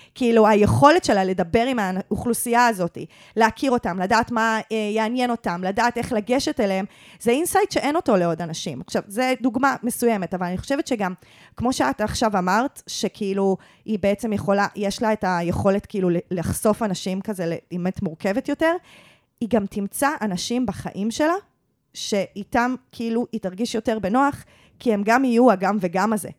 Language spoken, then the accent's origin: Hebrew; Givatayim, Tel Aviv District, Israel; שגדלתי בגבעתיים